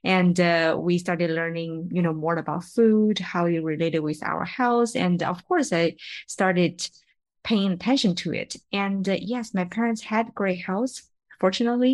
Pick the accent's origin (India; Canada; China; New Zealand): China; moved away as an adult; now in San Francisco, United States; I am from China.